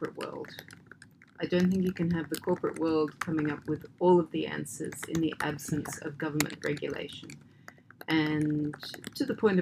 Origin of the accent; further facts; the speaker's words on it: Australia; moved away; my home country is Australia